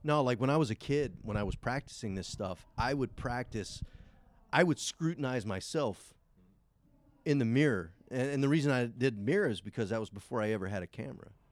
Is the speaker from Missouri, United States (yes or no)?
no; Savannah, Georgia, United States; also born or lived in Effingham County, Georgia; I'm from Savannah, Georgia. I live right outside of Savannah, Georgia, in a little town called Effingham